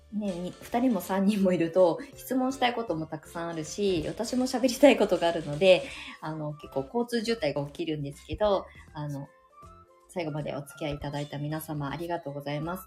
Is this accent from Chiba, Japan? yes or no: no; Ibaraki, Japan; now in Shonan, Japan; 私の地元